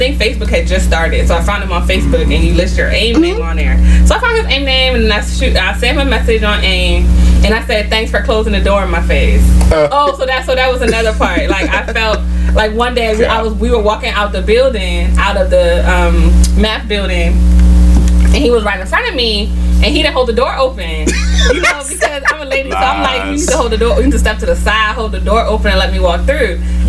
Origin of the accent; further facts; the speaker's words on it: Baltimore, Maryland, United States; accent: Baltimore; So I have it when I'm talking to my Baltimore friends. My Baltimore accent does